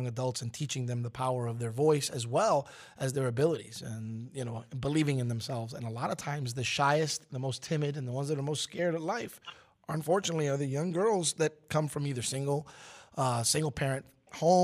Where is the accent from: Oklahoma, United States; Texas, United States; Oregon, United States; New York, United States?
New York, United States; New York City; having been born and raised in Brooklyn, New York, I was a Knicks fan